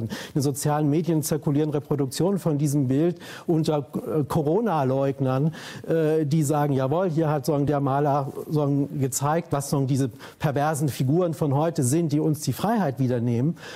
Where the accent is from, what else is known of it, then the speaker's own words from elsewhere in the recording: West Germany, Germany; Neurauch kommt aus dem Osten, ich komme aus dem Westen.